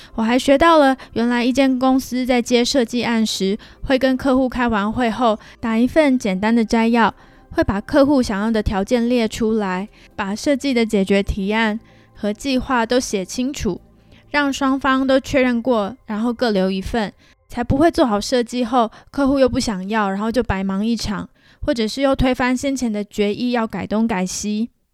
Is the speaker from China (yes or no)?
no; Taiwan; accent: Taiwanese; moved away as an adult; now in Canada; 还有我的台湾口音